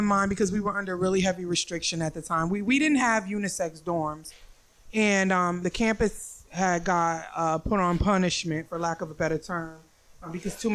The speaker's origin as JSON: {"language": "English", "region": "New York", "country": "United States", "also_born_or_lived": "Salisbury, North Carolina", "moved": "yes", "said": "I was from New York"}